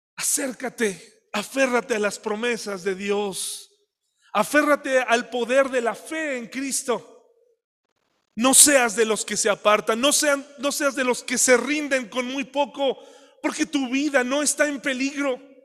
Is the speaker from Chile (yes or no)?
no; Mexico